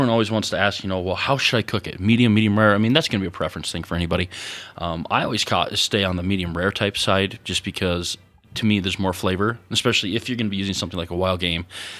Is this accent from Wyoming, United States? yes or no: yes; Wyoming, United States; were amazed that someone from the West was there, and they thought we were behind the times, because we're from Wyoming.